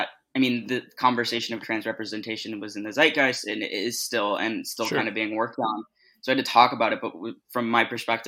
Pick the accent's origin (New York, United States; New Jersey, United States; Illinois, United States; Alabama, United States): Illinois, United States; Glenview; moved away as an adult; also born or lived in Evanston, Illinois; now in Los Angeles, United States; I'm actually from Glenview.